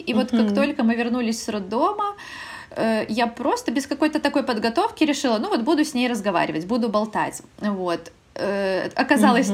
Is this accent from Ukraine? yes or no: no; Belarus; moved away as an adult; now in Poland; я вообще из Беларуси, мы переехали mm-hmm. в Польшу